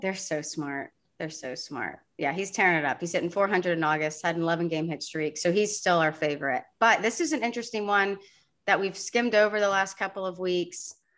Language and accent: English; Sugar Land, Texas, United States; Sugarland, Texas, which is my hometown.